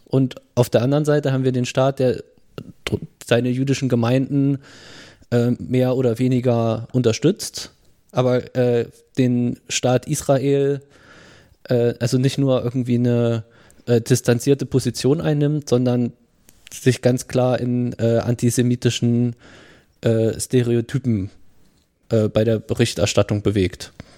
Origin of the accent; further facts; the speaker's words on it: Thuringia, Germany; wir kommen ja aus Thüringen